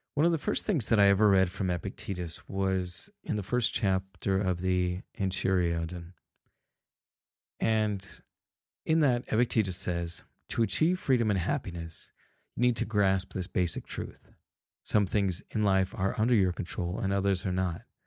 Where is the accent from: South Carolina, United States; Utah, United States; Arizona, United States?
Utah, United States; Salt Lake City; I was born in Salt Lake City